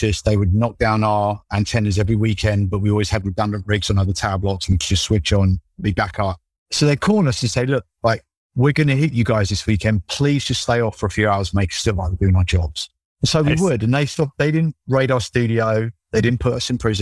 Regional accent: London, United Kingdom; when I'm like 10, 11 years old, growing up in London

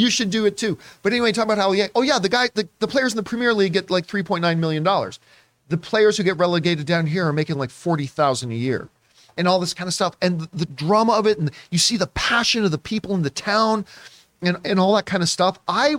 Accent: Canada; like, as a Canadian, I feel so damn proud of him.

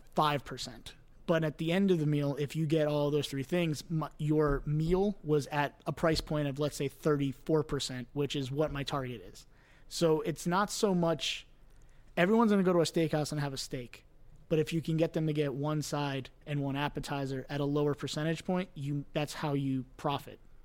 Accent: Cooper City, Florida, United States; moved away as an adult; also born or lived in Fort Lauderdale, Florida / New York; grew up in Cooper City

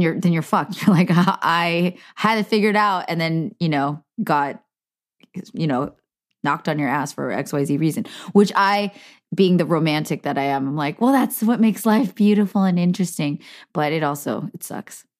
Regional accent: Cupertino, California, United States; I grew up in Cupertino

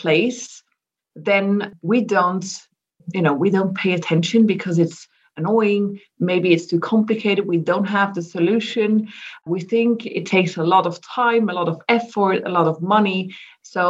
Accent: Switzerland; I'm originally from Switzerland. I live in Zurich

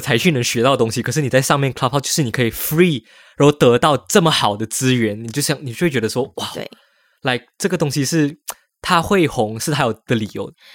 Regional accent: Malaysia; now in Taiwan; 我们 Malaysians 在台湾

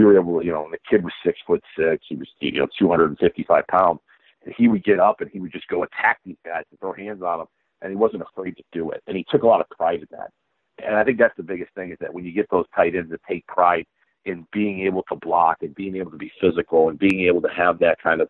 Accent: Northeast Ohio, United States; I grew up here in Northeast Ohio

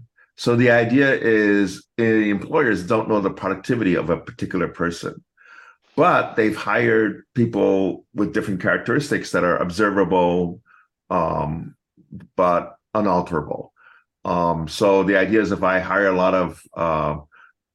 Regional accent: United States; I'm American born Chinese

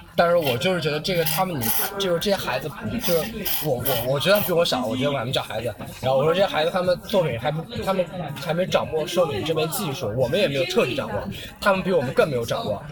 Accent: Ningxia, China; 我爸是上海人，我妈是宁夏的，但是我在宁夏长大

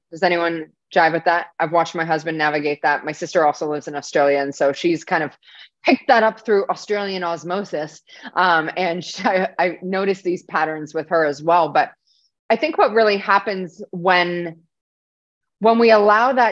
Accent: Canada; I'm not even American, I'm Canadian

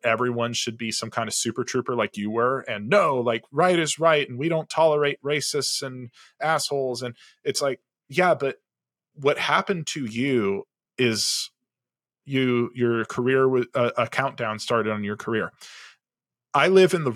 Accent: Southern California, United States; first language English; I'm a white male who grew up in Southern California. English is my first language.

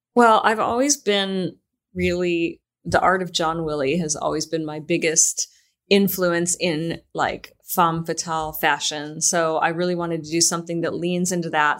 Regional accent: Michigan, United States; moved away; I'm from Michigan

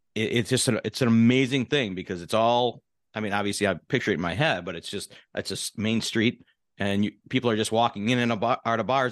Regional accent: Milwaukee, Wisconsin, United States; moved away; when I grew up in Milwaukee as a child.

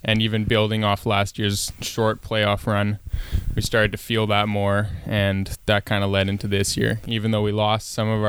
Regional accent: Saanich, British Columbia, Canada; I played minor hockey at Saanich. Played all the way up till my midget second year.

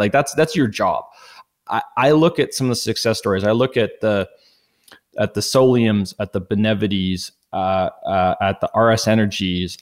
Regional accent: Edmonton, Alberta, Canada; born and raised in Edmonton

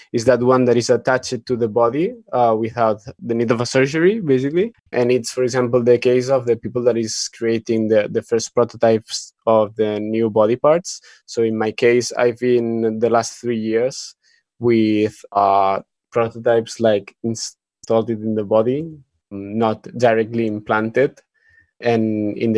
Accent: Barcelona, Catalonia, Spain; I'm from Barcelona, also cyborg artist

